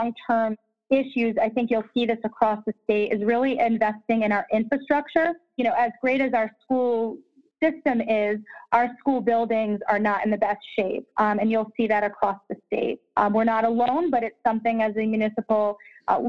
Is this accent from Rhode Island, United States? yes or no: yes; East Providence, Rhode Island, United States; now in Smithfield, United States; I grew up in East Providence, so most of my upbringing was in the East Bay.